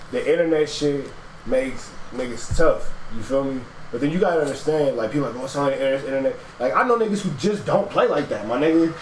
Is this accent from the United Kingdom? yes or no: no; Los Angeles, California, United States; now in Atlanta, United States; I grew up in LA, born and raised